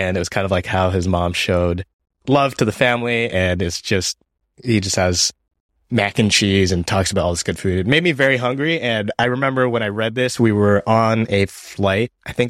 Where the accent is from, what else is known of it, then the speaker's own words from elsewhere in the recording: Washington, United States; also born or lived in Japan; I grew up in Japan for elementary school and then moved to Washington State and about like a couple hours from Seattle.